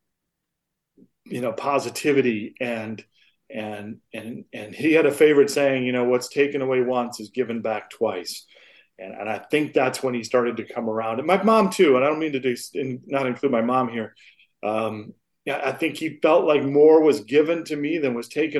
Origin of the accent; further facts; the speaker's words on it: Flint, Michigan, United States; I grew up in Michigan, in Flint, Michigan